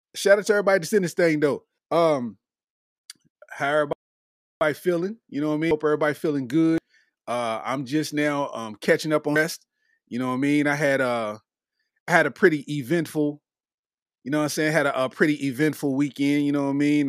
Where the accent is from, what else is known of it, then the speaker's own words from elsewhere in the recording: Lexington, Kentucky, United States; I'm from Lexington, Kentucky, and we don't be having stuff like